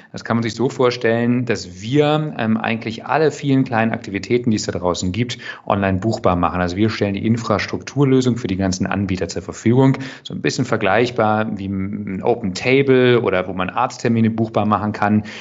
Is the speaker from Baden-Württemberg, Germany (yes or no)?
no; Braunschweig, Lower Saxony, Germany; ich komme ursprünglich aus Niedersachsen, habe in Braunschweig, bin in Braunschweig aufgewachsen, habe dort beim Radio gearbeitet